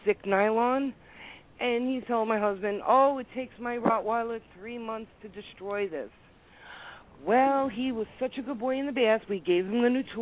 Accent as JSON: {"language": "English", "town": "New York City", "region": "New York", "country": "United States", "said": "I'm an Italian from Brooklyn"}